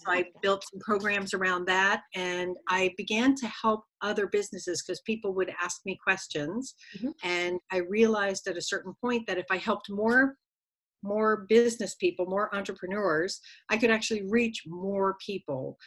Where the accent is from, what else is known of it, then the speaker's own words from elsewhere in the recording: Connecticut, United States; moved away as an adult; grew up in New England in a little state called Connecticut